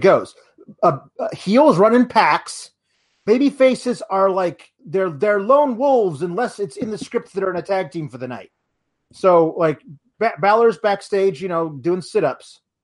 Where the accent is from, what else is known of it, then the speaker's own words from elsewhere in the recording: Milwaukee, Wisconsin, United States; my hometown, Milwaukee